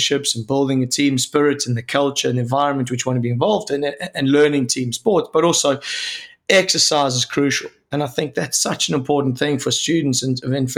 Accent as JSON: {"language": "English", "country": "South Africa", "also_born_or_lived": "Sheffield, United Kingdom", "moved": "as an adult", "lives_now": "United Kingdom", "said": "being a South African"}